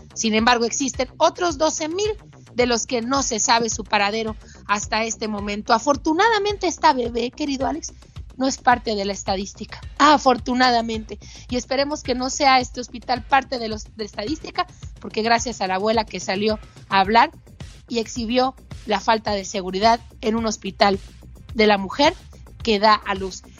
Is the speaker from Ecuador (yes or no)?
no; Mexico; todavía se venden niños en mi país